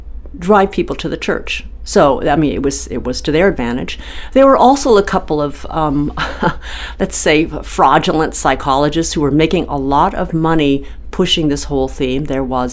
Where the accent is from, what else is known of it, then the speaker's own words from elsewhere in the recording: San Diego, California, United States; my hometown of San Diego